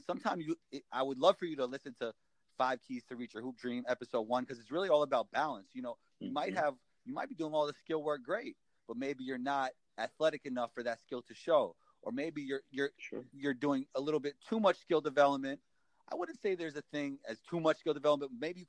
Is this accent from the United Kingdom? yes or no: no; New York City, New York, United States; That's why growing up in New York City as a basketball player is so awesome.